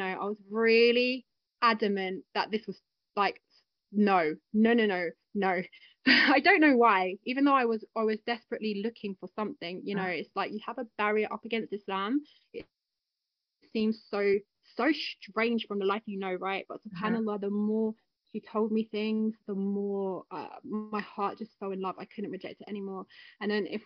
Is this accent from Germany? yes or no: no; London, United Kingdom; Me and my sister. And we grew up together in London